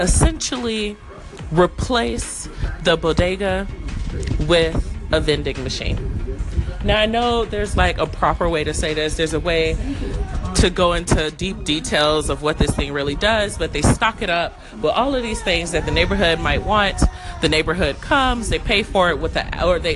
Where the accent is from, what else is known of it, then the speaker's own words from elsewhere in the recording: Chicago, Illinois, United States; I'm from Chicago.